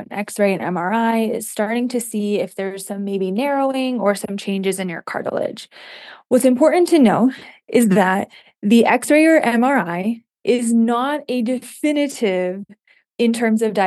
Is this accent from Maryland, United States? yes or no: no; Michigan, United States; moved away as an adult; also born or lived in Ohio; now in Utah, United States; I'm originally from the Midwest. I grew up in Michigan